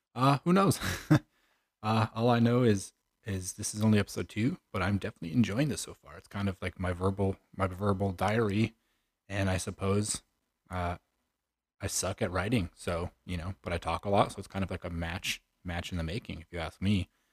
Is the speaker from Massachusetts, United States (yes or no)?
no; Chicago, Illinois, United States; moved away as an adult; I'm originally from the Chicagoland area. I was born and raised there un, until about early two thousand nineteen